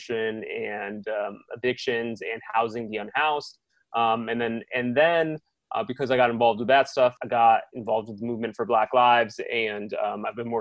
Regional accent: Chicopee, Massachusetts, United States; also born or lived in California; now in Los Angeles, United States; I'm from Chicopee, Massachusetts. And so I moved to California to live with my uncle.

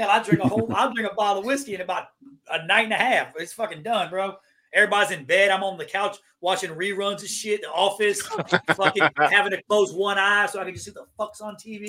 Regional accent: Georgia, United States; I'm from Georgia

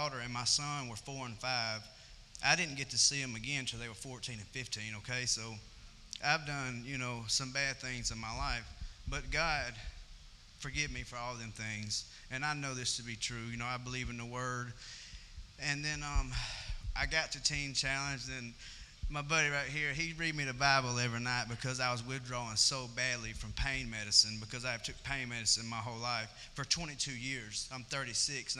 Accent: Amory, Mississippi, United States; now in Columbus, United States; I was born in Amory, Mississippi. I stay in Columbus

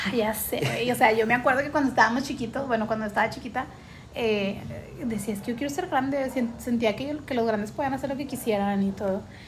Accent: Monterrey, Nuevo León, Mexico; nosotros somos de Monterrey

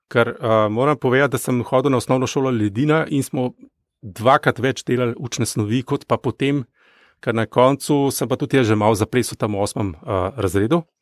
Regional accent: Gorizia, Friuli-Venezia Giulia, Italy; Jaz sem bil Goričan

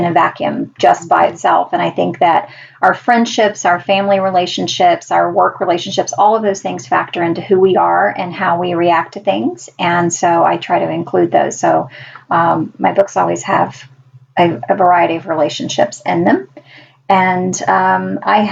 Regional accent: Deep South, United States; I grew up in the Deep South

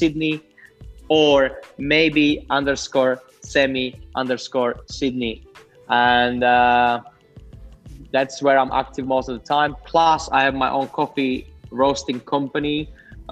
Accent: Slovakia; moved away as an adult; now in Australia; I'm coming from very small town and humble family backgrounds. I'm coming from Slovakia, so Central East Europe

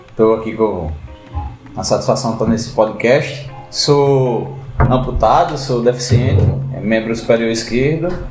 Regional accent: Brazil; E eu sou brasileiro.

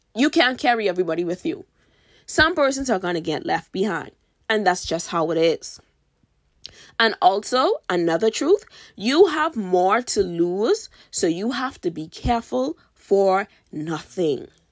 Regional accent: Bahamas; I'm from the Bahamas, by the way, and in my country

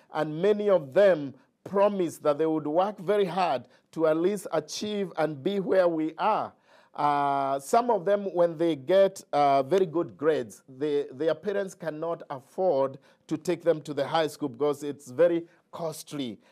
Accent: Kenya; moved away; I grew up in Kenya

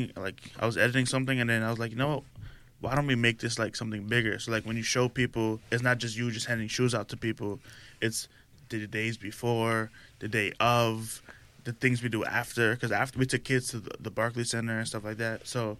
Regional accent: New York City, New York, United States; I'm from Far Rockaway.

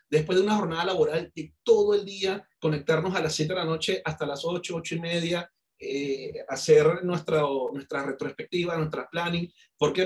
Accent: Venezuela; accent: Venezuelan; moved away as an adult; also born or lived in Cali, Colombia; now in Colombia; Yo, yo nací en Colombia, yo soy caleño, soy colombiano. Yo de muy pequeño me fui para Venezuela, viví treinta y seis años en Venezuela. Por eso de, mucha gente me, me compara con el acento y con mi, mi forma de ser como venezolano

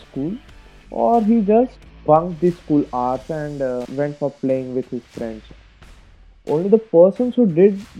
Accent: India; I'm an Indian student, Indian high school student

